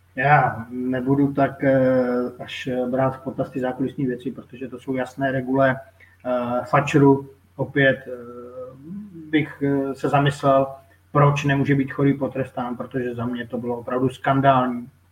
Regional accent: Moravia, Czechia; jsem Moravák

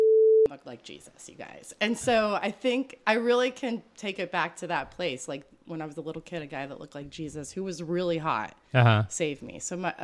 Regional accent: Appalachian Mountains, Pennsylvania, United States; I was born up in the Appalachian Mountains in Pennsylvania.

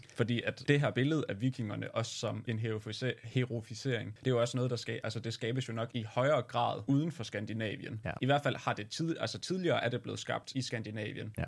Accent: Aarhus, Central Denmark Region, Denmark; Swedish is a second language; jag är från Aarhus

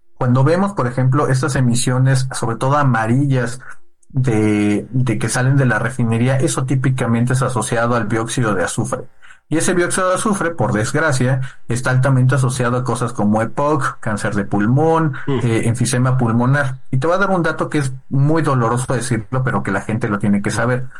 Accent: Oaxaca, Mexico; yo diría que como oaxaqueño

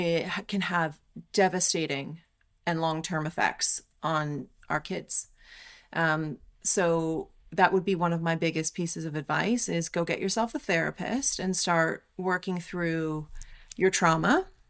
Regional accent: Canada; moved away; I love being Canadian. I'm super proud to be

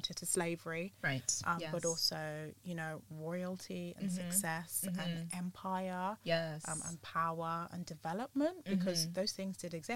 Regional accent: Jamaica; I'm Jamaican

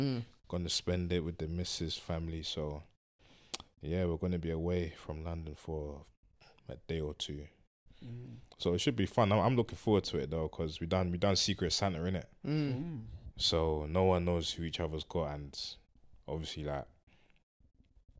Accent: Nigeria; I'm Nigerian

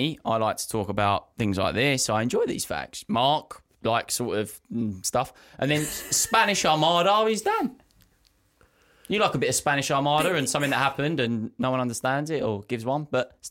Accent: England, United Kingdom; Yeah, but I'm English.

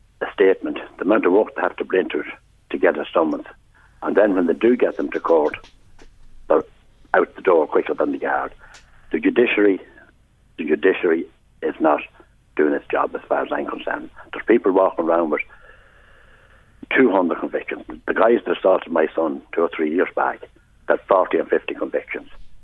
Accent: Navan, Leinster, Ireland; our town, my town, everyone's town that's born and bred in Navan

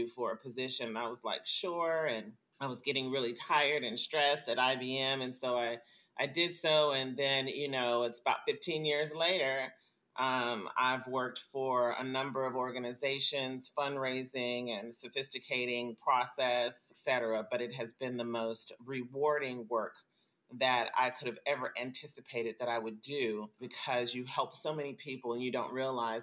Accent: Las Vegas, Nevada, United States; also born or lived in Chicago, Illinois / Minneapolis, Minnesota; I was raised in Las Vegas, Nevada

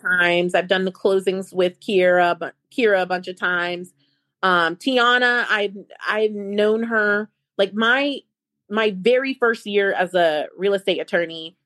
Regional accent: Ohio, United States; moved away as an adult; also born or lived in Alabama; now in Atlanta, United States; I was born in the United States. I grew up in Ohio

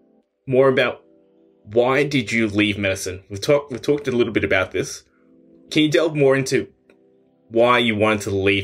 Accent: Australia; as an Australian

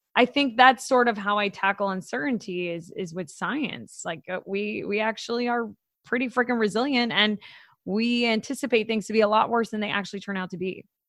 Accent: Florida, United States; I'm from Florida

